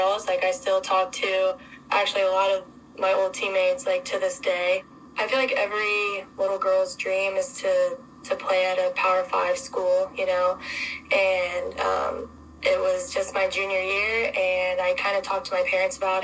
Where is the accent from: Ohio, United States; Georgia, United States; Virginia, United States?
Virginia, United States; moved away as an adult; now in Columbus, United States; I'm from Virginia